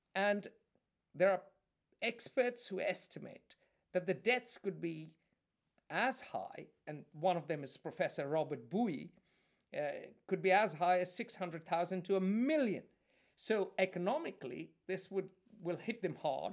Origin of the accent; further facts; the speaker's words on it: India; I, I'm Indian